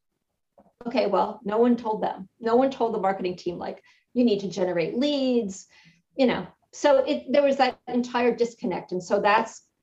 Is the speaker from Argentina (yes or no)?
no; Connecticut, United States; moved away as an adult; also born or lived in New York / Fairfield, Connecticut; now in Fort Lauderdale, United States; I had lived in New England my entire life. I grew up in Connecticut